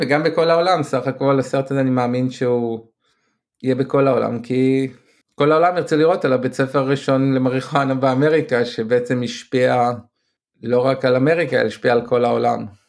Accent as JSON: {"language": "Hebrew", "country": "Israel", "accent": "Israeli", "said": "המבטא הישראלי שלי"}